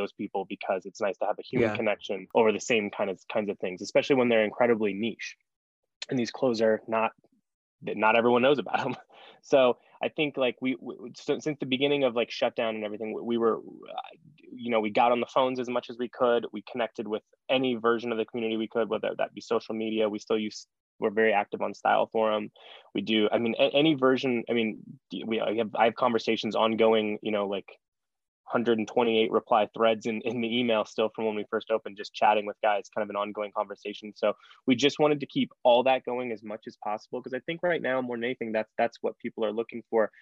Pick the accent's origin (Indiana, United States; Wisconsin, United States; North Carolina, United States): Indiana, United States; Fort Wayne; being from somewhere like Fort Wayne, Indiana